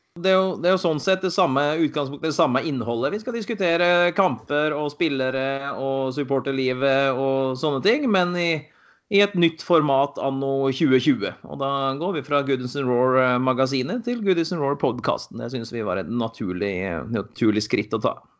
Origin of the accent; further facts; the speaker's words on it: Valdres, Innlandet, Norway; moved away as an adult; now in Bergen, Norway; Kommer ifra Valdres. Bodd i Bergen i 22 år nå.